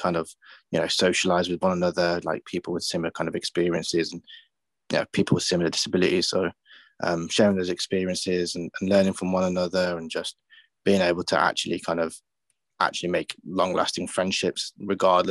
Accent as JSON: {"language": "English", "town": "Birmingham", "region": "West Midlands", "country": "United Kingdom", "tie": "born or raised there", "said": "going back to Birmingham, it's just been, obviously my hometown has been great"}